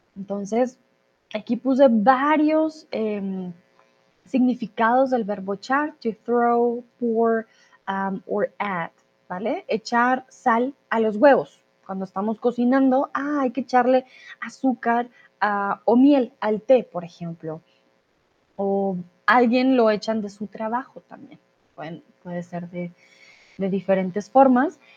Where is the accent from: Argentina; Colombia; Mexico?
Colombia; soy de Colombia.